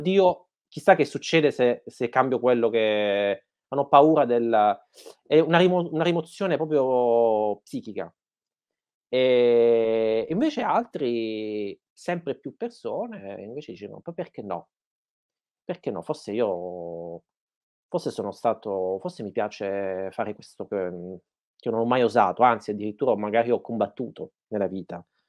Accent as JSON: {"language": "Italian", "town": "Martina Franca", "region": "Apulia", "country": "Italy", "tie": "born or raised there", "moved": "yes", "lives_now": "Berlin, Germany", "said": "nel paese dove sono nato, a Martina Franca"}